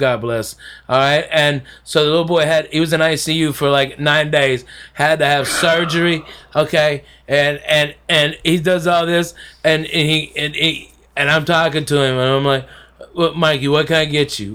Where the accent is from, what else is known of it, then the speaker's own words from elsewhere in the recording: the South, United States; I'm a Southerner